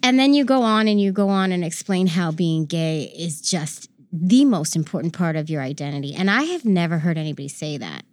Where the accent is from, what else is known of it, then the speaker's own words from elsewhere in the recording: San Francisco, California, United States; I grew up in San Francisco